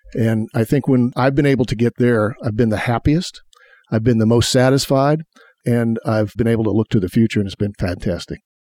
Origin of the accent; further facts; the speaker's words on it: Indianapolis, Indiana, United States; I grew up on the northeast side. I went to city schools, uh, went to IPS 71, 106, and then Arlington High School.